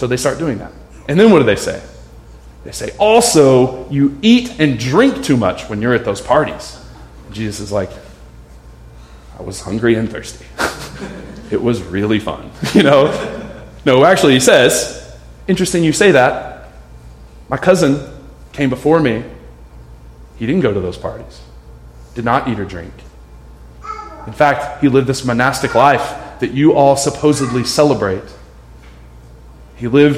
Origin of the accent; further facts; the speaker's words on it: United States; we're American